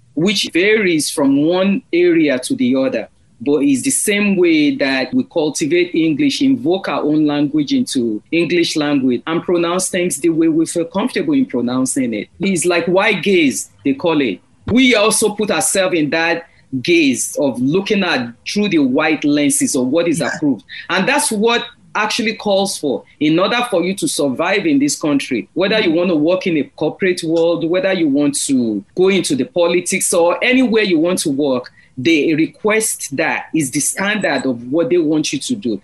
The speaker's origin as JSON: {"language": "English", "country": "Nigeria", "second_language": "English", "moved": "as an adult", "lives_now": "United States", "said": "I'm from Nigeria. I'm Yoruba."}